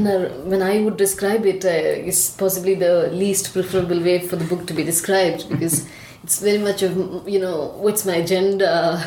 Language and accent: English; Tamil Nadu, India; So I come from Tamil Nadu.